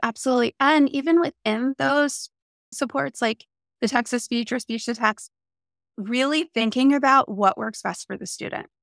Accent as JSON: {"language": "English", "region": "New Jersey", "country": "United States", "moved": "yes", "lives_now": "San Diego, United States", "said": "I'm from New Jersey and I live in San Diego, California now"}